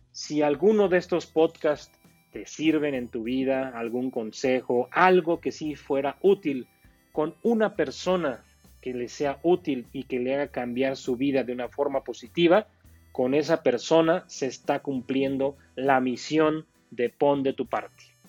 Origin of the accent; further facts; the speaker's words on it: Pachuca, Hidalgo, Mexico; yo soy un emprendedor de México, eh, exactamente de la ciudad de Pachuca, Hidalgo, México